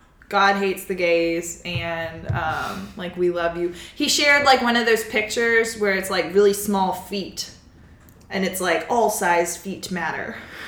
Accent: Mississippi, United States; And so I am from Mississippi and I actually grew up in his district.

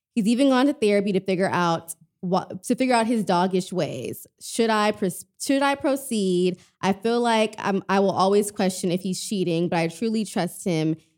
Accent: Texas, United States; I'm, I'm from Texas

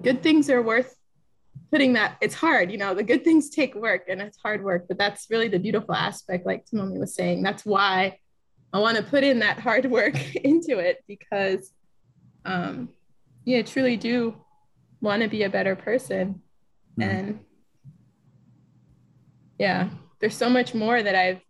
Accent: United States; growing up as an American

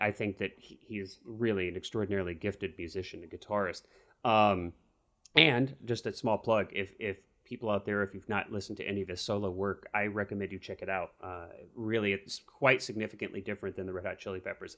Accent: Missouri, United States; growing up in Missouri

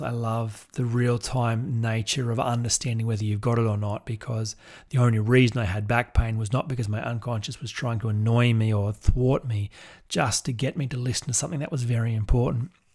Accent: Goulburn, New South Wales, Australia; my hometown in Goulburn

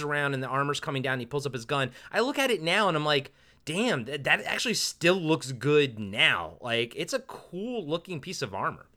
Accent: United States; born or raised there

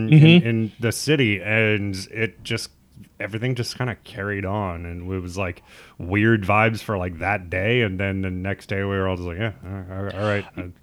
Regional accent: Midwest, United States; I mean, I come from the Midwest where, like, ketchup is too spicy for some people.

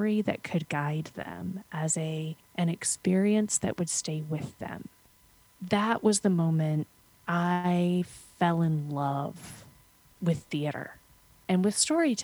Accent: United States; When I was 13 was when I started working with the local theater company in my hometown. We were 2 hours outside of New York City.

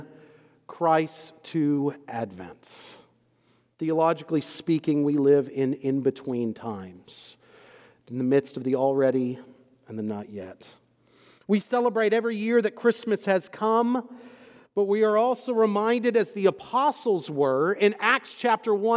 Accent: Texas, United States; moved away as an adult; also born or lived in Scotland / Waco, Texas; now in Louisville, United States; I have grown up and born and raised in Texas up until about a year or so ago. And I am both from Texas and I am a Texan

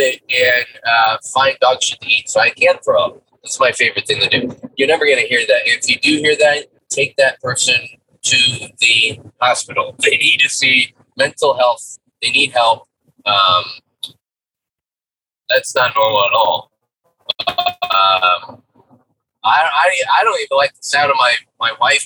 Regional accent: United States

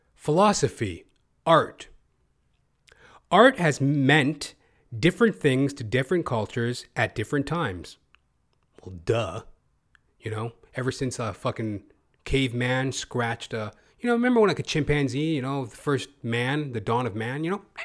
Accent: Canada; as a Canadian performer

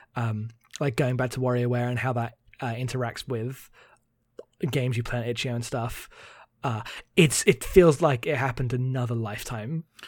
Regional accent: United Kingdom; I'm too British.

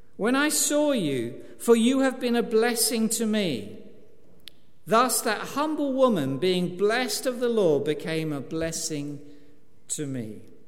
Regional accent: East Anglia, East of England, United Kingdom; I'm an East Anglian

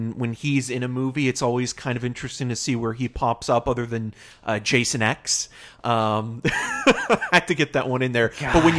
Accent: Toronto, Ontario, Canada; born there; I mean, I was born in Toronto, so.

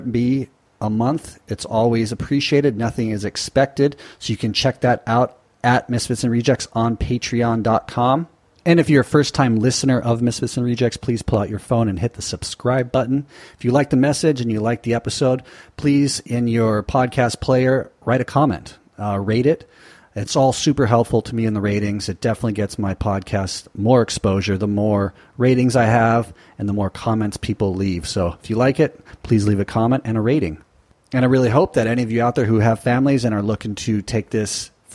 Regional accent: Newport Beach, California, United States; my hometown of Newport Beach, California

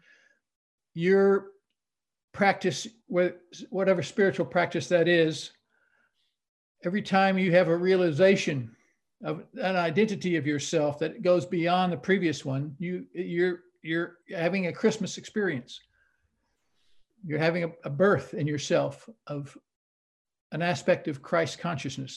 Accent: South Texas, United States; when I was growing up in South Texas, which is kind of, you know, Baptist country at the time

